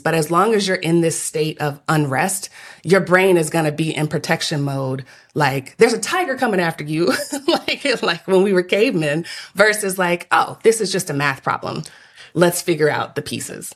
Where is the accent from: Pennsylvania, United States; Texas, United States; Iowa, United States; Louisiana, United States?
Texas, United States; now in Atlanta, United States; my fourth generation Texan